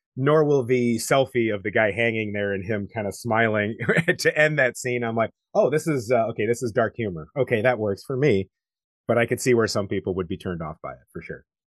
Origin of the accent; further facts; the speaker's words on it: United States; as an American